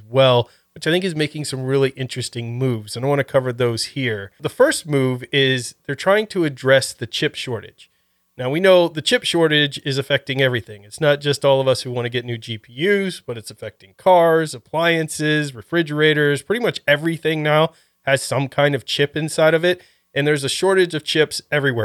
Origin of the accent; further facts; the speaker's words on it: Ohio, United States; moved away; I was originally from Ohio